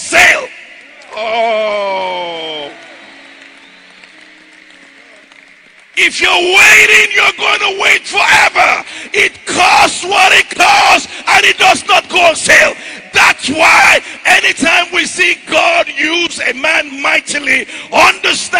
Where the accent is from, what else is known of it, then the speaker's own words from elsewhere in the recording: Ijebu, Ogun State, Nigeria; moved away; I'm from Ijebu in Nigeria.